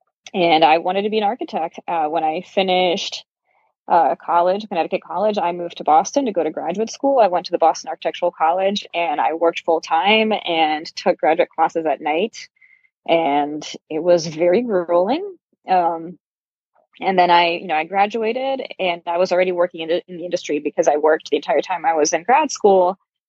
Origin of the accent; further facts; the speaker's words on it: Brazil; also born or lived in Uruguay / Germany; So I was born in Brazil, and I've lived a bunch of my life in Brazil, but I've moved around a fair amount too. I lived for a few years in Uruguay, which is just south of Brazil, and I lived in Germany for a few years.